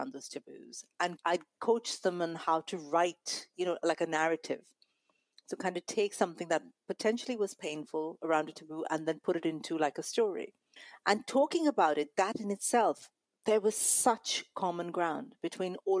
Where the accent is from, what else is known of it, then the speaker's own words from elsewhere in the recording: Mumbai, Maharashtra, India; also born or lived in Kerala; my family from Kerala. I grew up in Mumbai in very poor kind of circumstances